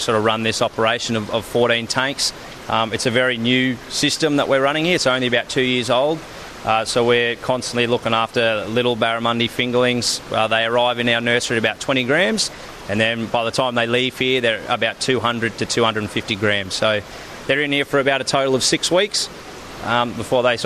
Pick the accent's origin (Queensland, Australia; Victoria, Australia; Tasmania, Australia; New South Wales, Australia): Victoria, Australia; Melbourne; moved away as an adult; also born or lived in Townsville; I actually was born and raised in Melbourne, so I've come up from pretty much one of the coldest parts to come up here